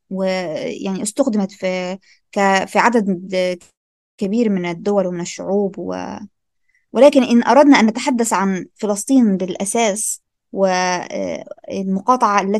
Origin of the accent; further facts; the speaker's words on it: Algeria; احنا عندنا هنا في الجزائر